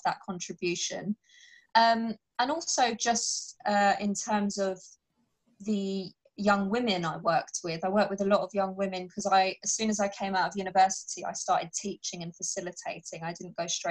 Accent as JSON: {"language": "English", "country": "United Kingdom", "said": "I'm a British Pakistani Muslim, so a lot of it is based on my upbringing"}